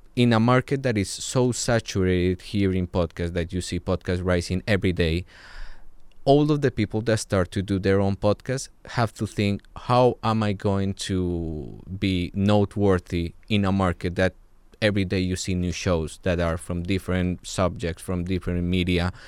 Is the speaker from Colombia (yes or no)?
yes; Colombia; I'm from Colombia